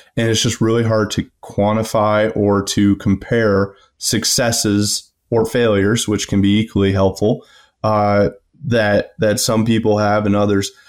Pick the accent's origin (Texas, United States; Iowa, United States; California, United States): Iowa, United States; Rockwell City; I'm from Rockwell City originally in West Central Iowa. uh, grew up on a family farm.